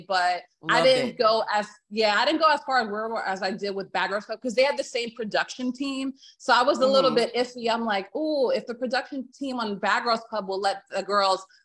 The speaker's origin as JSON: {"language": "English", "region": "New Jersey", "country": "United States", "tie": "born or raised there", "moved": "as an adult", "lives_now": "Virginia, United States", "said": "I grew up in Jersey"}